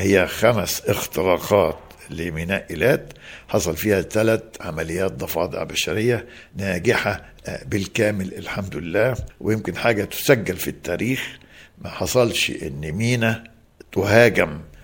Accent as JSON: {"language": "Arabic", "town": "Tanta", "region": "Gharbia", "country": "Egypt", "tie": "born or raised there", "moved": "yes", "lives_now": "Alexandria, Egypt", "said": "انا يعني مولود في طنطا يعني خدت ابتدائي في طنطا"}